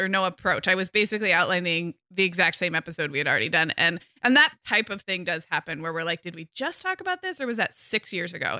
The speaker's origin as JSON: {"language": "English", "region": "California", "country": "United States", "said": "I'm such a Californian"}